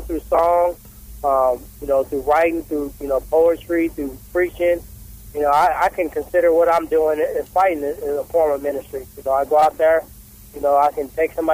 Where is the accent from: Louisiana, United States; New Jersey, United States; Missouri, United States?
Missouri, United States; St. Louis; the St. Louis part, my hometown